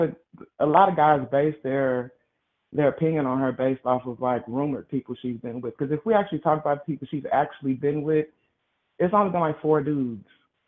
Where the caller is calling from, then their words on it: Kansas, United States; I'm calling from Kansas.